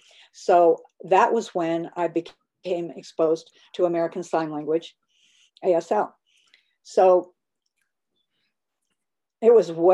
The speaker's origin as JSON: {"language": "English", "country": "Germany", "tie": "born there", "said": "I was born in Germany."}